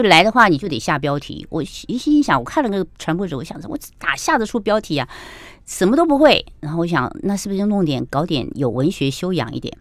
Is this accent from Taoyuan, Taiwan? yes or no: yes; Taoyuan, Taiwan; also born or lived in Kaohsiung, Taiwan; 我们眷舍，眷舍被我们分在桃园，也是个乡下